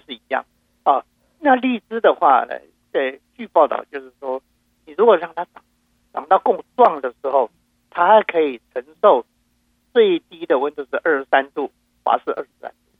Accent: Taiwan; now in Houston, United States; 因为都是在台湾的话，我们家乡到处都是释迦树嘛

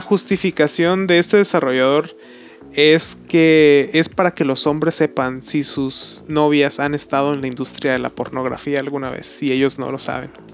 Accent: Mexico

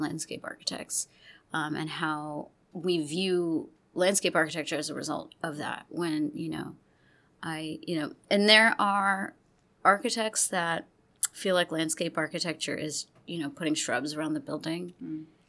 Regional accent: Gulf Coast, United States; also born or lived in Texas / Louisiana; I grew up in the Gulf Coast uh, region. I grew up going back and forth between Texas and Louisiana.

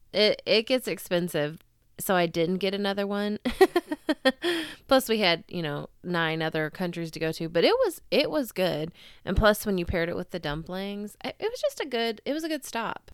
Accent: United States; accent: Super American; my Super American accent

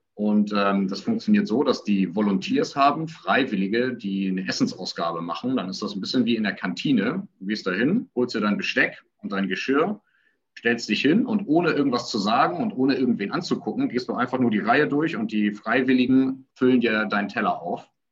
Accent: Hamburg, Germany; Ich komme aus Hamburg

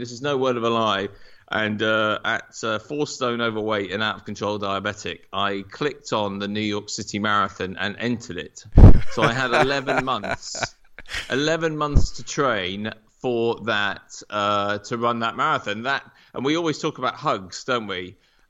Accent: Norwich, East of England, United Kingdom; also born or lived in America; So I grew up in Norwich, went to university both here and in America, so really lucky with that.

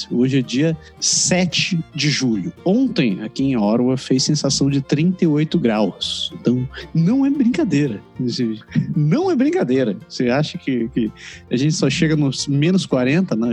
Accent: Belém, Pará, Brazil; born there; now in Curitiba, Brazil; Eu nasci em Belém, né?

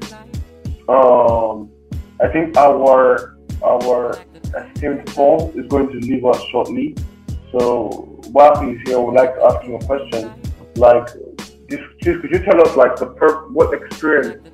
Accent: Nigeria; moved away as an adult; now in Moscow, Russia; I'm from Nigeria. I'm a student of nuclear engineering in Russia, Moscow.

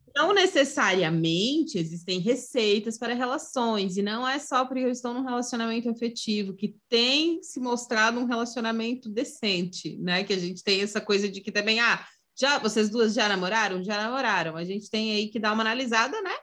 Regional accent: Santa Catarina, Brazil; eu sou de Santa Catarina

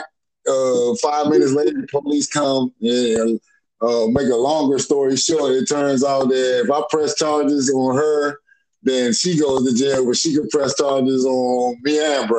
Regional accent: Washington, District of Columbia, United States; moved away; This is from the area I grew up

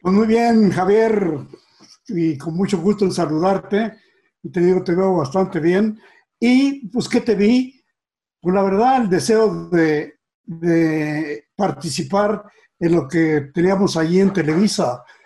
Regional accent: Mexico City, Mexico; also born or lived in Pachuca, Hidalgo; nací allá, pero muy joven, eh, nos trajo mi, papá a la capital

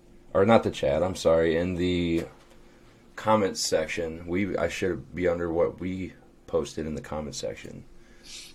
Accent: St. Louis, Missouri, United States; I'm from St. Louis

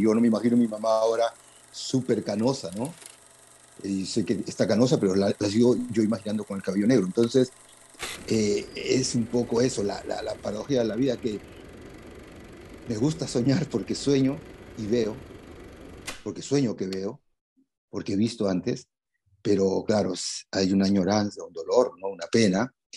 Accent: Lima, Peru; soy de Lima

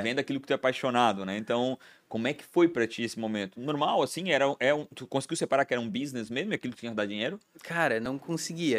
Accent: Blumenau, Santa Catarina, Brazil; Sou de Blumenau. Nascido em Blumenau.

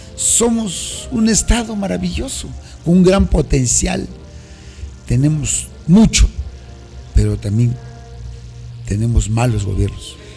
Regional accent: Sierra Juárez, Villa Alta district, Oaxaca, Mexico; also born or lived in Mexico City; yo soy de una de un municipio que se llama taza aquí en la sierra norte de nuestro estado, del distrito de Villalta, aquí en la Sierra Juárez.

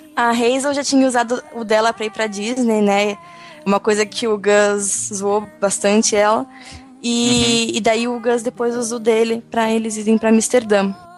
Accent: São Paulo, Brazil; eu sou de São Paulo

